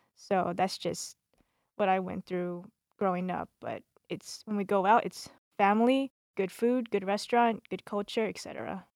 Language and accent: English; Monterey Park, California, United States; now in Las Vegas, United States; I'm from East L A. So, I grew up in Monterey Park